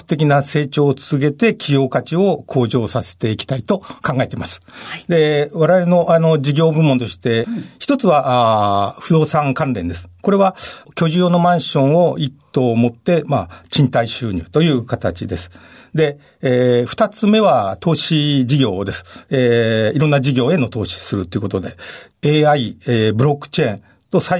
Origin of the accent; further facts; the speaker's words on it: Higashimurayama, Tokyo, Japan; あの、東村山です。